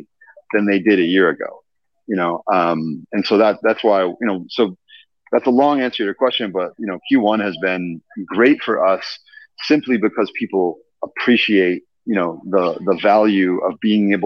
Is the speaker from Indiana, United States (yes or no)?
yes; Indiana, United States; moved away; my home state of Indiana. Mm-hmm. I'm from Indiana.